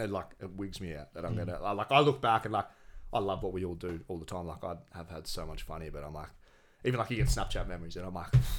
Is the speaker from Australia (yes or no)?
yes; Gold Coast, Queensland, Australia; I'm born and bred Goldie